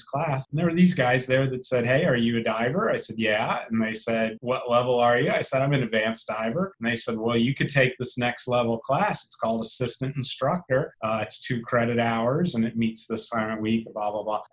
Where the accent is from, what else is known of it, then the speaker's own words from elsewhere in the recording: South Florida, United States; I grew up diving here in South Florida